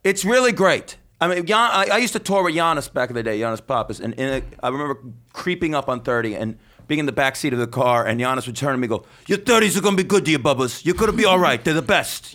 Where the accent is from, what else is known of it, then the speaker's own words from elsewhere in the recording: Las Vegas, Nevada, United States; Las Vegas, my hometown